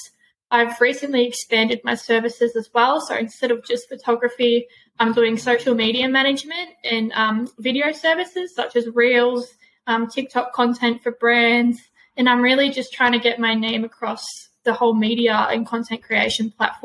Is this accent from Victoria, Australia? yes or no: yes; Gippsland, Victoria, Australia; moved away as an adult; now in Melbourne, Australia; I'm from Gippsland. Moving to Melbourne